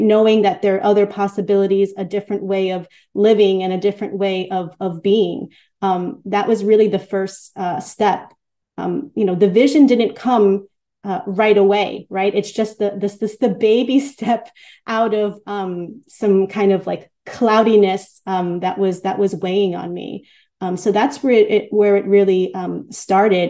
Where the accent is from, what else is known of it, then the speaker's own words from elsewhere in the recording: New York City, New York, United States; I grew up in in in Queens